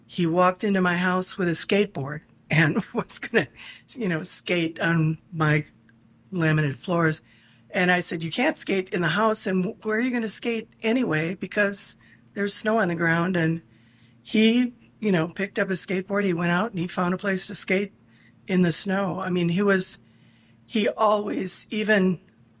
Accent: Kenosha, Wisconsin, United States; now in Kenosha, United States; I was born in Kenosha, I moved away, came back in 2011

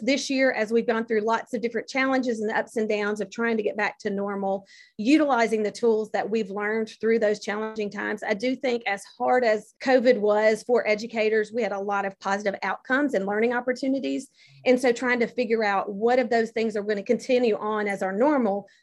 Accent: Rankin County, Mississippi, United States; my hometown in Rankin County

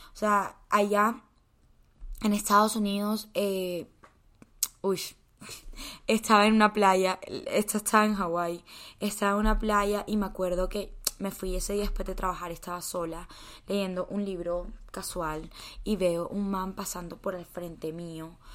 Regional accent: Colombia; also born or lived in United States

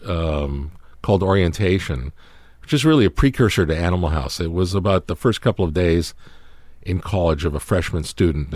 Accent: Toronto, Ontario, Canada; moved away; we were all growing up in Canada, in Toronto

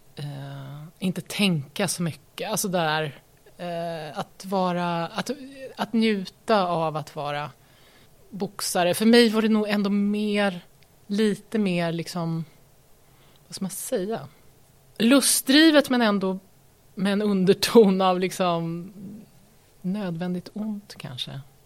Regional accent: Örebro, Örebro County, Sweden; moved away as an adult; also born or lived in Lund / Stockholm / Malmö / New York; now in Nora, Sweden; jag har ju bott hela min uppväxt då i Lillån

